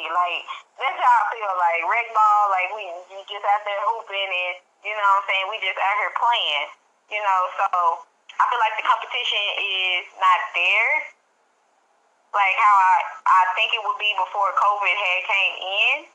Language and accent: English; Dallas, Texas, United States; I'm from Dallas, Texas